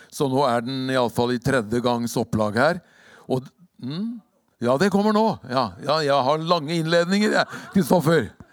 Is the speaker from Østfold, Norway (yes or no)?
no; Hokksund, Buskerud, Norway; also born or lived in Drammen; det er ikke så lett i Hokksund heller, i hjembygda mi